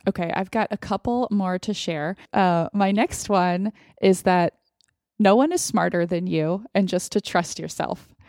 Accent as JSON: {"language": "English", "country": "United States", "said": "as an American, as a white American"}